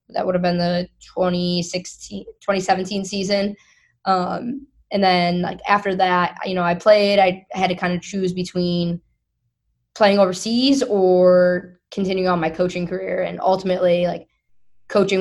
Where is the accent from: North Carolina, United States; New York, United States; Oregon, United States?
New York, United States; Syracuse; moved away as an adult; I'm originally from Syracuse, New York. I grew up there.